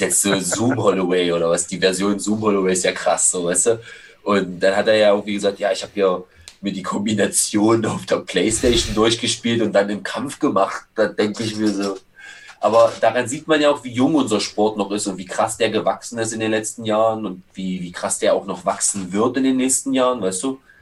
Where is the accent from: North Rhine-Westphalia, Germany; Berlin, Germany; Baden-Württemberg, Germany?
Berlin, Germany; Schöneweide; wo ich herkomme aus Schöneweg